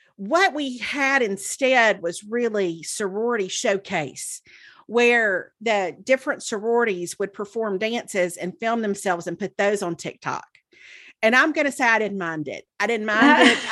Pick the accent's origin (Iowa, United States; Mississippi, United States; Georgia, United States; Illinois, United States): Mississippi, United States; the Mississippi Junior Miss Pageant was in my hometown